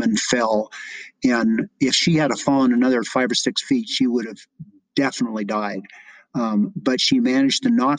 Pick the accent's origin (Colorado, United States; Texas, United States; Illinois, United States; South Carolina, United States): Colorado, United States; moved away as an adult; also born or lived in California; I was raised in Colorado before I moved away to California